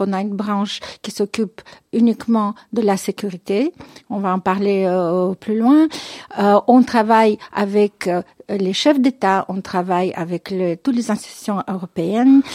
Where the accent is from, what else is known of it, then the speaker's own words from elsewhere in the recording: Moscow, Russia; moved away as an adult; now in Belgium; Je suis née euh, à, Moscou, dans, dans l'ancienne Union soviétique